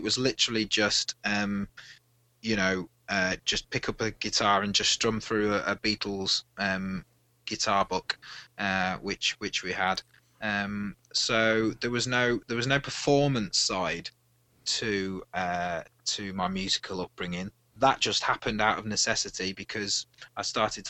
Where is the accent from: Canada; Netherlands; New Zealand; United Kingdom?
United Kingdom; Midlands; now in Wales, United Kingdom; I'm originally from the Midlands area of the UK